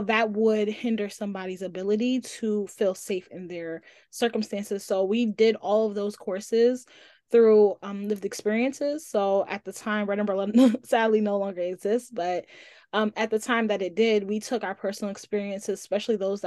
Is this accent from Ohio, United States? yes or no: no; New York City, New York, United States; I'm also from Brooklyn